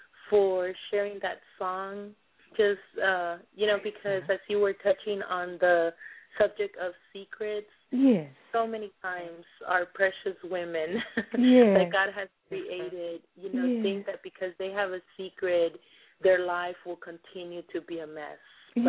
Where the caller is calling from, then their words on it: Dallas, Texas, United States; Dallas, Texas, ma'am.